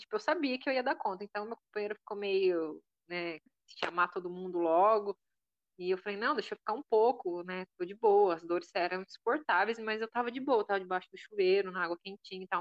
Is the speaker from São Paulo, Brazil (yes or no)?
yes; interior of São Paulo, Brazil; now in Florianópolis, Brazil; eu vim do interior de São Paulo, né? E é outro tipo de vivência, é outro tipo de criação. Eu acho que eu moro em Florianópolis